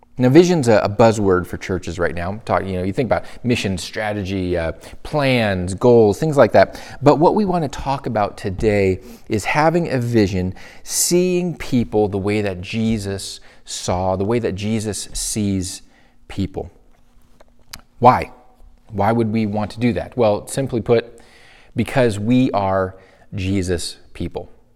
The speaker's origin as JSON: {"language": "English", "region": "Michigan", "country": "United States", "tie": "born or raised there", "moved": "as an adult", "said": "my home state, the place that I grew up in, my hometown"}